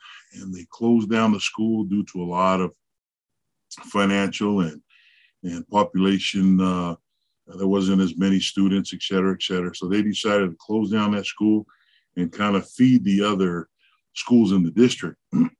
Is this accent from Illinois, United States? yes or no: no; Salt Lake City, Utah, United States; also born or lived in Pomona, California; I was born in Pomona, California. My parents were in transition coming from Laie while having their eye on moving with family to Salt Lake City. Mm-hmm. I was born, and then a few weeks later, my grandparents took me to Salt Lake, raised me in Salt Lake City.